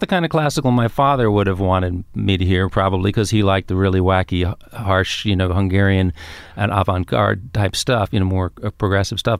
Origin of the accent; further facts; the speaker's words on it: New York, United States; also born or lived in Queens; I grew up in Manhattan